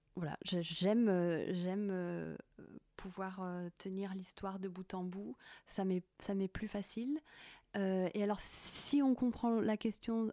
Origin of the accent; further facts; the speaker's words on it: Haute-Savoie, Auvergne-Rhône-Alpes, France; j'ai grandi à la montagne, donc j'ai une affection euh, toute particulière à la montagne. Je suis née en Haute-Savoie